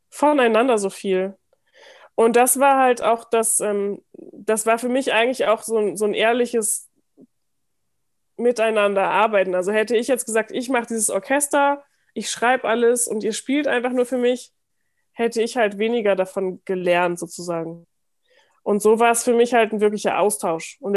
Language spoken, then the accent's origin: German; Germany; ich bin als halbe Türkin geboren, aber ich bin ohne den, diesen ganzen Teil meiner Familie aufgewachsen, also